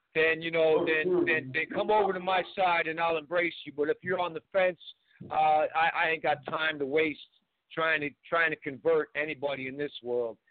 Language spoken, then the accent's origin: English; Cambridge, Massachusetts, United States; I grew up in in Cambridge, Massachusetts, Western Western Square, in, the, in the mid 70s